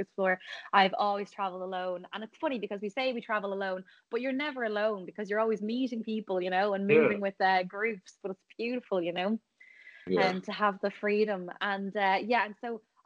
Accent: Ireland; also born or lived in Thailand

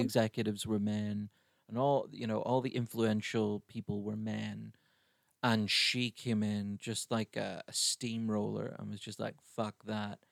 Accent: Ireland; growing up in Ireland

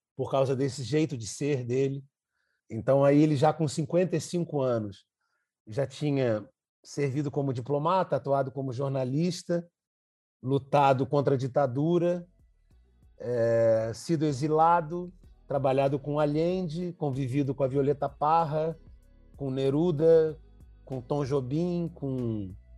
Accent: Brazil; enquanto brasileiro

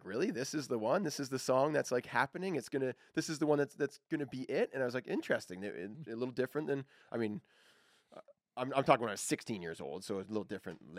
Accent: Beaverton, Ontario, Canada; I grew up in Beaverton, Ontario. A bunch of farm boys.

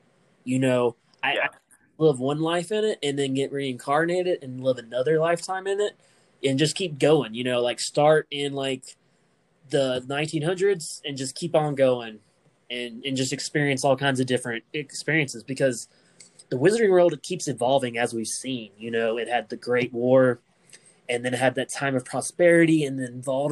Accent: United States; I'm not a British person, you know, I'm American

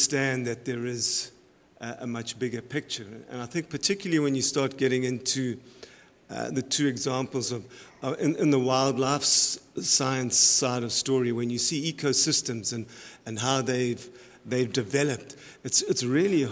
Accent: South Africa; moved away as an adult; now in Canada; My background is I'm from South Africa. I was originally a professor there in wildlife sciences and animal nutrition. I moved to Canada

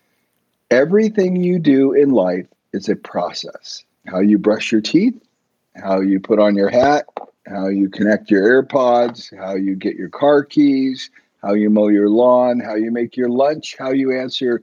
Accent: San Diego, California, United States; I grew up in Southern California down in San Diego

